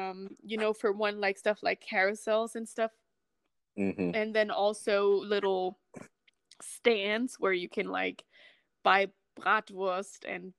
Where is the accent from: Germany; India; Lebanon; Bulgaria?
Germany; moved away as an adult; also born or lived in California; now in United States